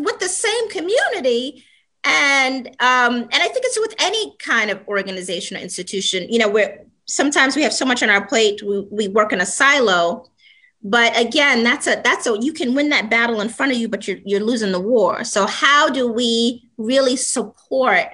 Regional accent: New York City, New York, United States; I was born and raised in the South Bronx

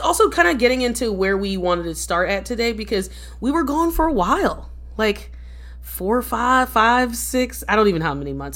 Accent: Philadelphia, Pennsylvania, United States; moved away as an adult; also born or lived in New York; now in United States (West Coast); I'm from Philadelphia, born and raised

